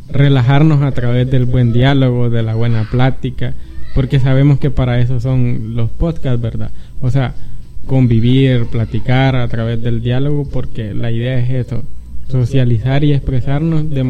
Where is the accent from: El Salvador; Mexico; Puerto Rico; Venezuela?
El Salvador; platicar entre, entre cheros, entre guanacos, que somos buenos salvadoreños, ¿verdad?